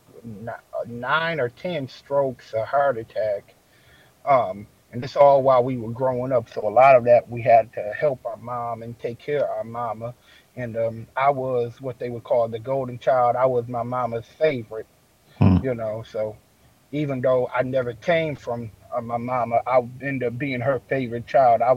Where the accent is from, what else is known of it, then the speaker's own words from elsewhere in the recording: Detroit, Michigan, United States; I was born over in Detroit, Michigan.